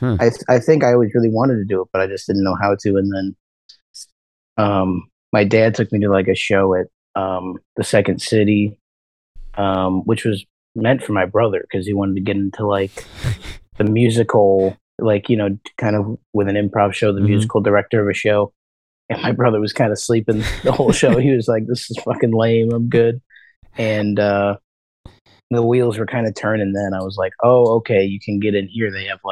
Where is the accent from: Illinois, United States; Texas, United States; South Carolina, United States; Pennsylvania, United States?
Illinois, United States; Joliet; also born or lived in Plainfield; now in Chicago, United States; I'm from Joliet and Plainfield.